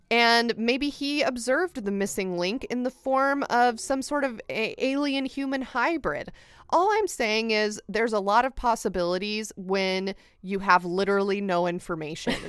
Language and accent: English; United States; as an American